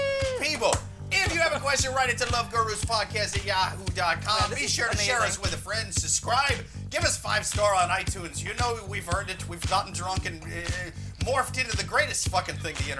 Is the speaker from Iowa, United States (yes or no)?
yes; Iowa, United States; moved away as an adult; now in New York, United States; I lived in Iowa until I was about 30. And people would always ask me where my accent was from, and they'd always guess someplace else.